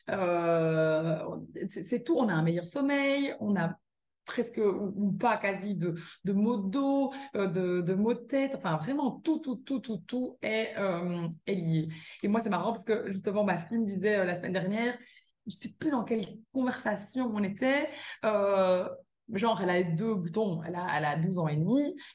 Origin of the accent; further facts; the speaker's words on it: Belgium; accent: Belgian; moved away as an adult; also born or lived in California; je le suis très belge, j'ai toujours mon accent belge.